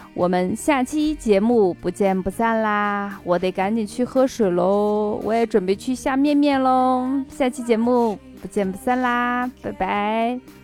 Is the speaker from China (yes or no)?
yes; northern China, China; also born or lived in Xi'an; 作为北方人